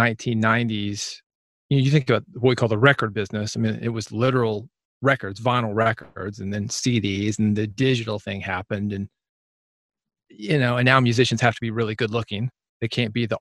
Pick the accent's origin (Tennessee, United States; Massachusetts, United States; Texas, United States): Tennessee, United States; Nashville; growing up in Nashville